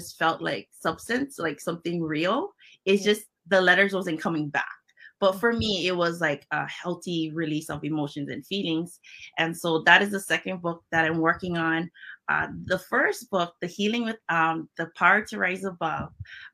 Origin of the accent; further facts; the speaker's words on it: Hawaii, United States; accent: Hawaiian Pidgin; first language Hawaiian Pidgin English; moved away; my first language is Pidgin English, which is, it's a combination of Filipino, Hawaiian, and it's just a mix